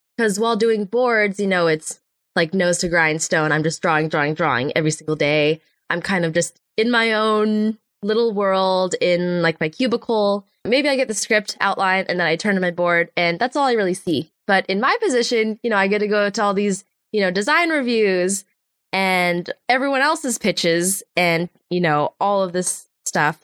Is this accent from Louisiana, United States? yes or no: no; Los Angeles, California, United States; I grew up in the Los Angeles area